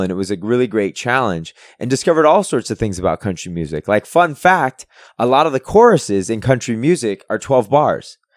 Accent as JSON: {"language": "English", "town": "San Francisco", "region": "California", "country": "United States", "tie": "born or raised there", "moved": "yes", "said": "I'm originally from San Francisco."}